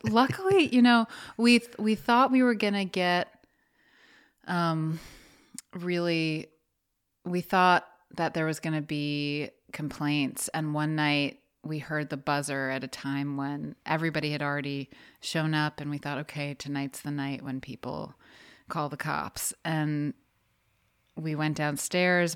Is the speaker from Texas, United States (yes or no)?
no; New York City, New York, United States; also born or lived in Atlantic City; I'm in the house right now where I grew up. and it's on the Upper West Side